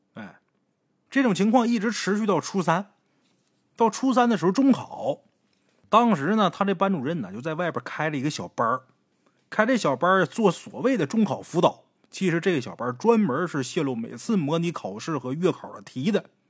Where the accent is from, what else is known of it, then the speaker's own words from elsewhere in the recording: Northeast China, China; 我们东北这边都不凉快